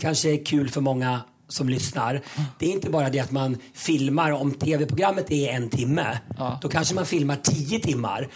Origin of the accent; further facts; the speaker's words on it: Köping, Västmanland, Sweden; now in Mexico; jag kommer från Köping